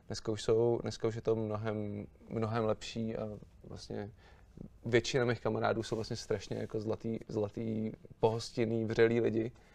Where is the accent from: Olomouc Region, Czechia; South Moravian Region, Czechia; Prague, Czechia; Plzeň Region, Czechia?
Prague, Czechia; A já jsem se narodil tady doma v Praze